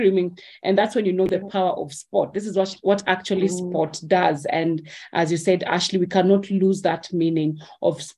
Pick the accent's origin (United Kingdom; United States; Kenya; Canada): Kenya; I'm Kenyan